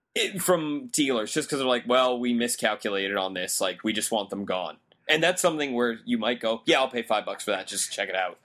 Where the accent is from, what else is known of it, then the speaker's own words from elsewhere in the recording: Canada; I'm a Canadian in America